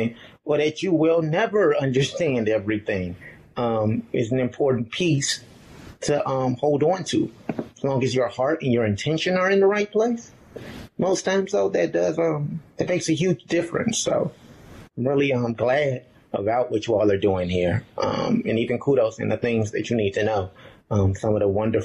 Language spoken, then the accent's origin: English; Chicago, Illinois, United States; moved away as an adult; of Chicago in a very religious home where I did not see individuals who reflected this identity